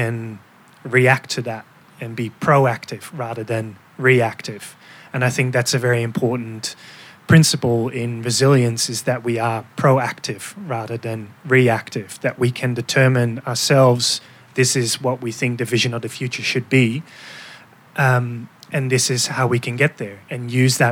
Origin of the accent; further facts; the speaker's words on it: Netherlands; moved away as an adult; now in Melbourne, Australia; I am from the Netherlands